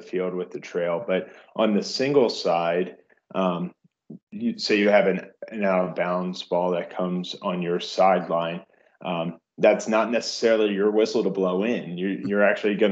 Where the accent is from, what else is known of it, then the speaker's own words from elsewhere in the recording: Baltimore, Maryland, United States; grew up in the Baltimore area